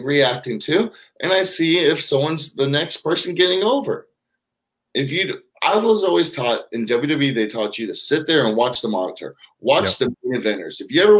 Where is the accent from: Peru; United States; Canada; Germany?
Canada; Oh, we're from Canada. What up?